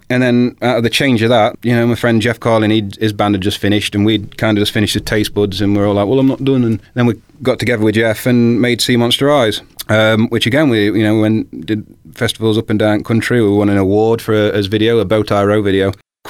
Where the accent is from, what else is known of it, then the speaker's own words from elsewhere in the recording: Sutton-in-Ashfield, East Midlands, United Kingdom; also born or lived in King's Mill; I was born in good old King's Mill. But I was brought up on Sutton Junction, that estate there, you know, it used to be the Cardinal. I was brought up there, so I was a Sutton man, really.